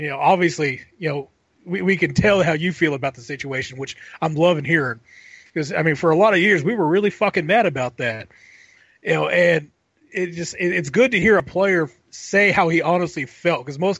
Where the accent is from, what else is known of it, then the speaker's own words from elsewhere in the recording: Houston, Texas, United States; moved away; I grew up in Houston originally, so I was an Oilers fan for a long time.